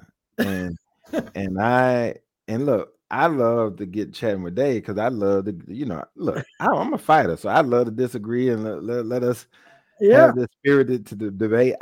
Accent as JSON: {"language": "English", "region": "Mississippi", "country": "United States", "tie": "born or raised there", "said": "my home state is Mississippi"}